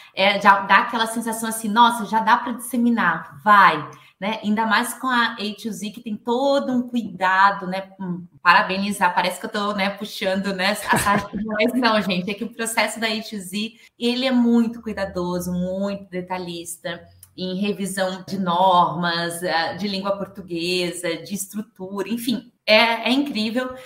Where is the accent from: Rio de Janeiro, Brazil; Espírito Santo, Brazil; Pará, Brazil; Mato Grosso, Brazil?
Mato Grosso, Brazil; Rondonópolis; now in Florianópolis, Brazil; Sou nascida lá em Rondonópolis, no Mato Grosso, mas resido já tem 10 anos aqui